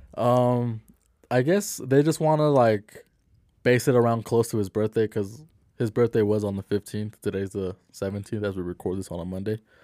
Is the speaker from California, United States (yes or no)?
no; Salt Lake City, Utah, United States; I'm from Salt Lake City. We're out here in Salt Lake City